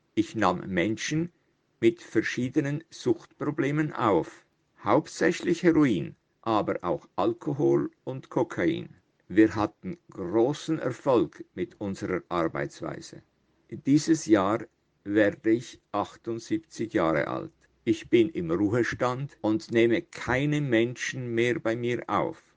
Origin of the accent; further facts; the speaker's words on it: Italian Switzerland, Switzerland; also born or lived in Zürich; Ich bin 1944 in Zürich geboren, habe aber immer in der italienischen Schweiz gelebt.